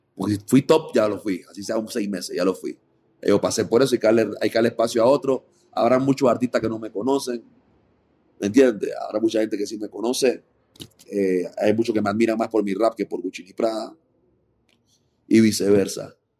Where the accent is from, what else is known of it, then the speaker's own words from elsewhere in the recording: Panama; also born or lived in Costa Rica; mi mamá es panameña yo nací en Panamá y después me fui a Costa Rica, viví un par de años y después regresé a Panamá